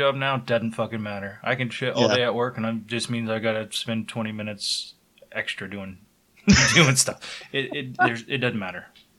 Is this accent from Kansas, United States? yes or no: yes; Wichita, Kansas, United States; also born or lived in Lawrence, Kansas / Louisiana; when I moved back from the Air Force, I lived with Doug here in Wichita for... But a year and a half before, we both moved to Lawrence to go to the University of Kansas.